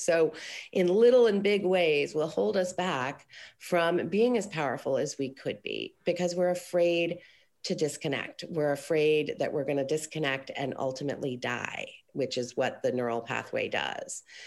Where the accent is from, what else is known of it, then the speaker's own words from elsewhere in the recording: Aspen, Colorado, United States; now in Los Angeles, United States; I grew up in Colorado